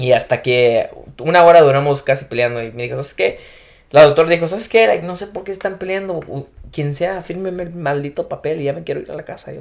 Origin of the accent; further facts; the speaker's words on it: Jalisco, Mexico; soy de Jalisco